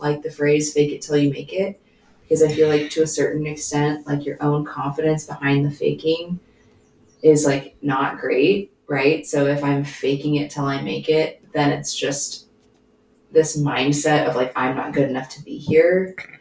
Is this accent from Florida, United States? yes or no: no; Billings, Montana, United States; I grew up here in Billings, where we live.